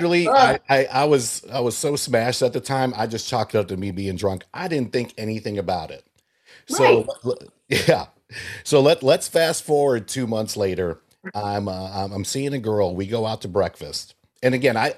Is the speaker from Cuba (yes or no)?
no; Puerto Rico; I was born in Puerto Rico